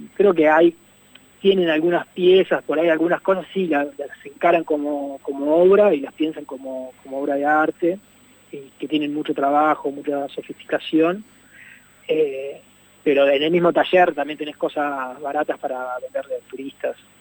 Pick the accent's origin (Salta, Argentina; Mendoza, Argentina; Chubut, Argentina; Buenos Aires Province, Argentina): Chubut, Argentina; Puerto Madryn; yo soy de Puerto Madryn